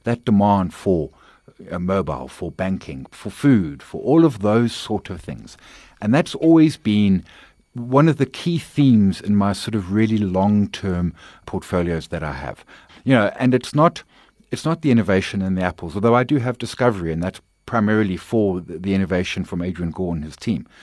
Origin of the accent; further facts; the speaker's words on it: KwaZulu-Natal, South Africa; also born or lived in Bulwer / Pinetown / Durban; I'm a K Z N boy. I lived there all of my schooling life, although moved around bunches. But, uh, K Z N born, educated in, in, in KwaZulu-Natal